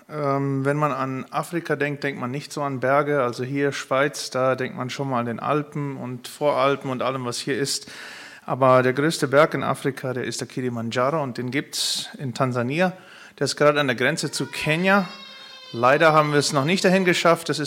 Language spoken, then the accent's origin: German; Paraguay; Ich komme aus Paraguay, ursprünglich auch aus einer Mennonitengemeinde, aus einer Mennonitenkolonie dort.